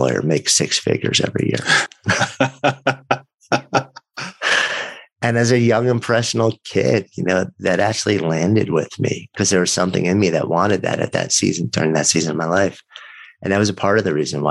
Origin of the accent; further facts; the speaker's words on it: outside of New York, United States; I grew up outside of New York, but you know, around the city a bunch.